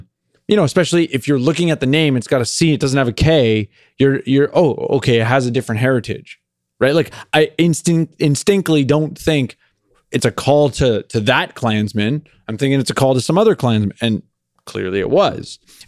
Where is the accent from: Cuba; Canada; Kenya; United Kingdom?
Canada; growing up in the era that we grew up in Canada